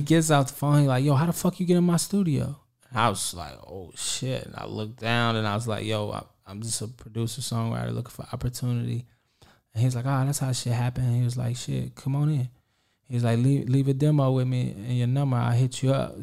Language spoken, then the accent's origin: English; Kansas City, Kansas, United States; I'm from Kansas City, Kansas